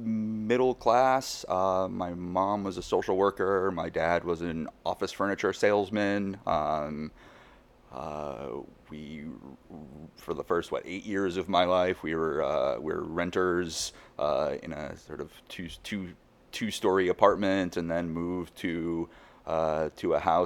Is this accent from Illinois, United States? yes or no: yes; Chicago, Illinois, United States; moved away as an adult; also born or lived in Ithaca, New York / Boston / Washington, D.C.; Grew up in Chicago on the north side, city kid, Cubs fan.